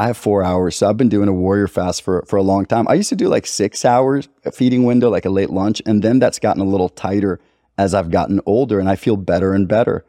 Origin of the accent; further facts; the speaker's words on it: Costa Rica; I've got Libyan roots. I grew up in Costa Rica